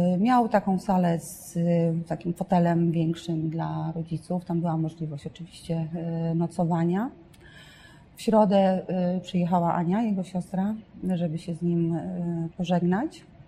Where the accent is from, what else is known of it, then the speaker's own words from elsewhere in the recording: northern Poland, Poland; jestem z północy